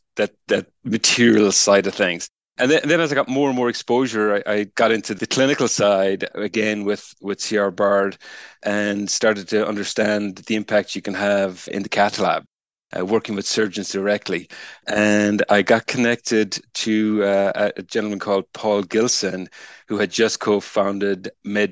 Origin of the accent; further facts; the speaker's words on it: Ireland; moved away; I'm Irish, started life as a materials scientist back in the University of Limerick in Ireland.